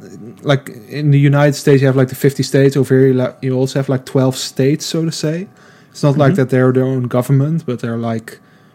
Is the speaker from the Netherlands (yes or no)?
yes; Eindhoven, North Brabant, Netherlands; However, I'm not from North or South Holland. And I'm from Eindhoven, which is in the South.